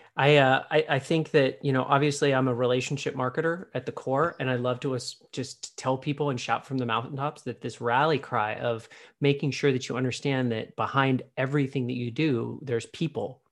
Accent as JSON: {"language": "English", "town": "Pittsburgh", "region": "Pennsylvania", "country": "United States", "tie": "born or raised there", "moved": "yes", "said": "I was born in Pittsburgh, I don't really spend a lot of time on the East Coast since having left"}